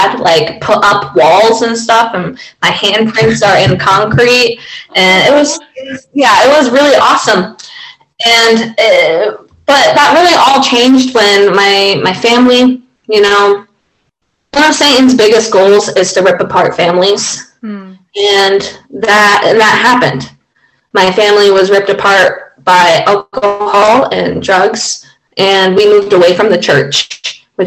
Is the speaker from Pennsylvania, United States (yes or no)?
yes; Rome, Pennsylvania, United States; I am from Rome, Pennsylvania.